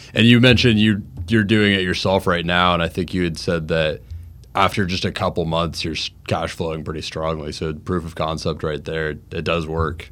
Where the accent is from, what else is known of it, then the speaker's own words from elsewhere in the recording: Jacksonville, Florida, United States; also born or lived in Orlando, Florida; I'm from Jacksonville, Florida